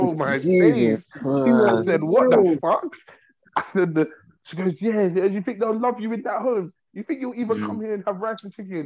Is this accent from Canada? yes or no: no; United Kingdom; I'm a British baby.